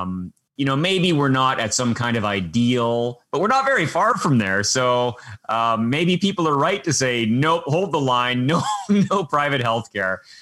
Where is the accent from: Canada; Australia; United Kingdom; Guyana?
Canada; as a Canadian